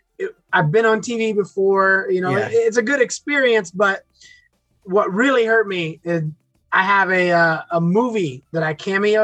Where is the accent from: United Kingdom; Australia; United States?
United States; moved away as an adult; now in Vietnam; I'm American.